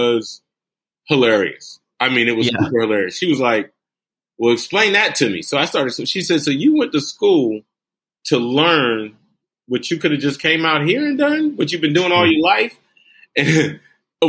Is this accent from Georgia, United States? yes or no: yes; Brunswick, Georgia, United States; also born or lived in Bridgeport, Connecticut; I was born in Bridgeport, Connecticut, but I was raised here in Brunswick, Georgia